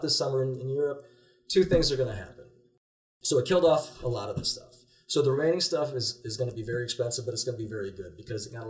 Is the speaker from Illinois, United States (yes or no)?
yes; Illinois, United States; I grew up in Illinois